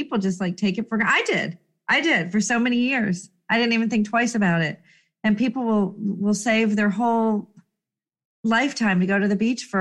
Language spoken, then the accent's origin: English; Jacksonville, Florida, United States; also born or lived in Pensacola, Florida; I am a native Floridian